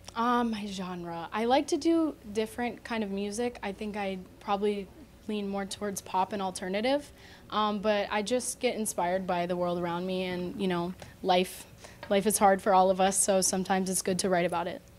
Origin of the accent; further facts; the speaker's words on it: Deerfield Beach, Florida, United States; I'm from Deerfield Beach